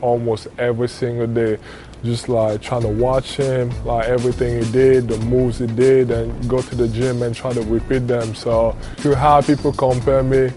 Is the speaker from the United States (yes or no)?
no; Cameroon; moved away; I'm from Cameroon, which is in Africa. And growing up, it was, I had the luxury to not be as poor as like other kids that I saw around me